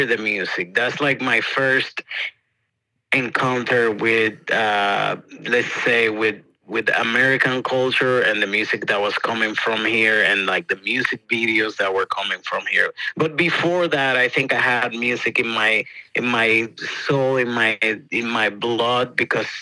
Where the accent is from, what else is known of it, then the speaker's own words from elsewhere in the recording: Santo Domingo, Distrito Nacional, Dominican Republic; English is a second language; moved away as an adult; also born or lived in Boston, United States; now in Brooklyn, New York, United States; I grew up in the capital, in Santo Domingo.